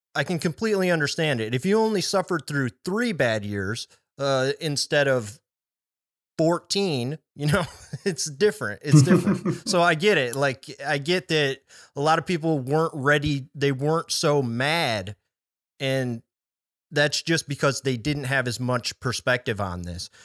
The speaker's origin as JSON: {"language": "English", "town": "Chicago", "region": "Illinois", "country": "United States", "tie": "born or raised there", "said": "I grew up in the Chicago area"}